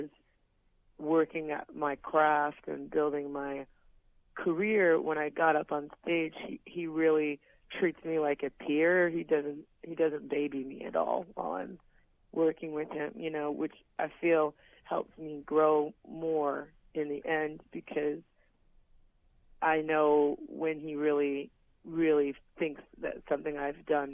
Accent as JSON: {"language": "English", "region": "Hawaii", "country": "United States", "tie": "born or raised there", "moved": "yes", "said": "go back to my hometown."}